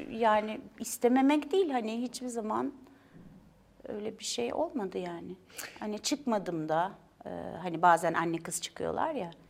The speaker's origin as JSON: {"language": "Turkish", "region": "Istanbul", "country": "Turkey", "tie": "born or raised there", "said": "Ee, yok Fenerbahçe'de doğdum. Çok Fenerbahçe'yi de çok severim. Sonra Nişantaşı'n"}